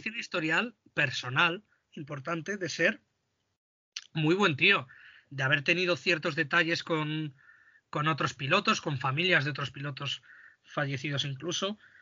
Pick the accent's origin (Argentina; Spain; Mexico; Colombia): Spain; nosotros como españoles